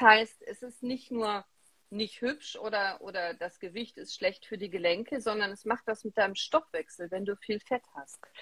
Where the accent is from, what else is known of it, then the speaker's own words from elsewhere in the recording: Remscheid, North Rhine-Westphalia, Germany; ich komme aus Remscheid, ich bin in Remscheid geboren.